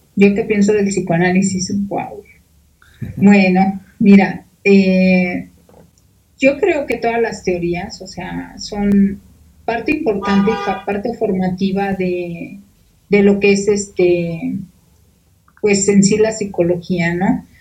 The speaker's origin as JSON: {"language": "Spanish", "country": "Mexico", "said": "los mexicanos somos muy dados"}